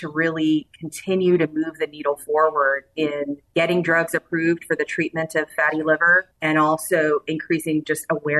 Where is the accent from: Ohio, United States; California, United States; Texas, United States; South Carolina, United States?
Texas, United States; Southeast; also born or lived in Rio Grande Valley, Texas; now in San Antonio, United States; I'm a Texan at heart. I was born and raised in Southeast Texas.